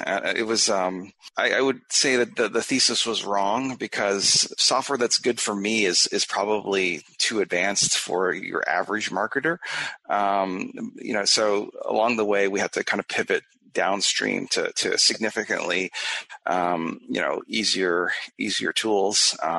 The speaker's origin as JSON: {"language": "English", "country": "Canada", "moved": "as an adult", "lives_now": "United States", "said": "Yeah, I immigrated to the USA from Canada. It's not a huge move."}